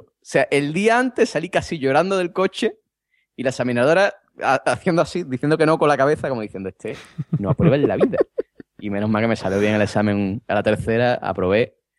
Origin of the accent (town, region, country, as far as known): Vejer de la Frontera, Andalusia, Spain